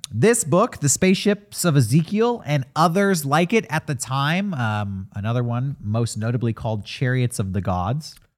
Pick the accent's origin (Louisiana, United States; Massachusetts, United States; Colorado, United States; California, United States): California, United States; San Diego; our hometown of San Diego